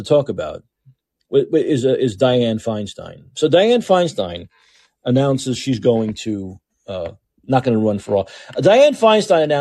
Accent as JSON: {"language": "English", "town": "New York City", "region": "New York", "country": "United States", "moved": "yes", "said": "I'm from Brooklyn originally"}